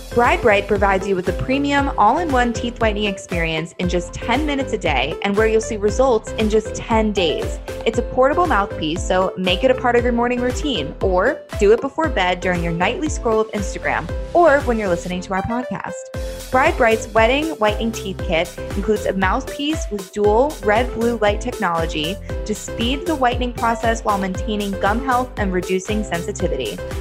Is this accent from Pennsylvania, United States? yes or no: no; New Jersey, United States; moved away as an adult; now in New York, United States; I'm from Jersey. We're Jersey girls